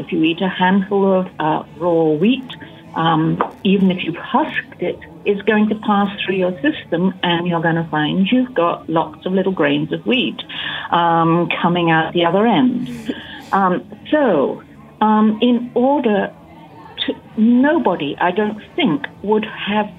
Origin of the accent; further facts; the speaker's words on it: England, United Kingdom; moved away as an adult; also born or lived in Hawaii; I was born and raised in England. I grew up on a large working farm